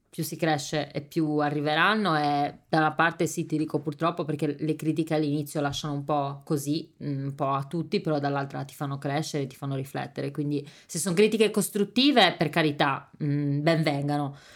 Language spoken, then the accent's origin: Italian; Sardinia, Italy; io ho anche paura a dire venite in questo ristorante autentico siciliano perché io sarda, come perché, cioè, come faccio a dire che questo è autentico?